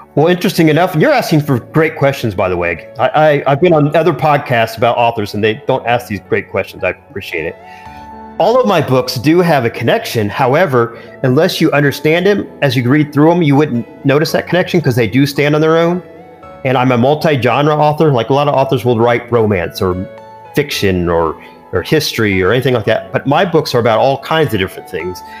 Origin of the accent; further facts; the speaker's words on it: Indiana, United States; I'm growing up in Indiana and living in Indiana originally